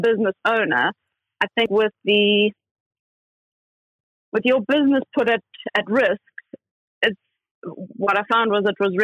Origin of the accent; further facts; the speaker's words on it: South Africa; now in London, United Kingdom; I'm originally from South Africa